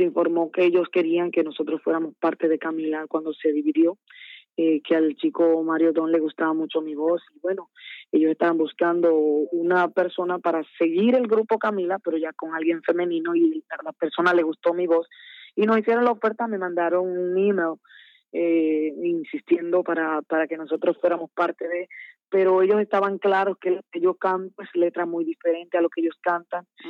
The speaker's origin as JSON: {"language": "Spanish", "town": "Santo Domingo", "region": "Distrito Nacional", "country": "Dominican Republic", "tie": "born or raised there", "also_born_or_lived": "San Francisco de Macorís", "said": "me crié como me trajeron los pastores aquí en Dominicana, en Santo Domingo"}